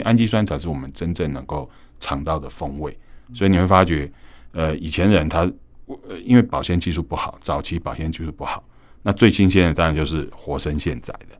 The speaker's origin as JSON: {"language": "Chinese", "town": "Keelung", "region": "Keelung City", "country": "Taiwan", "said": "我们基隆人讲的麻羹"}